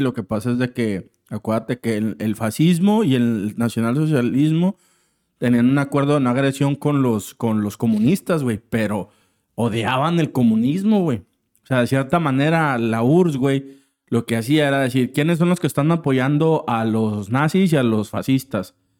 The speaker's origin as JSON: {"language": "Spanish", "country": "Mexico", "said": "como latinos, o bueno, al menos la parte de México"}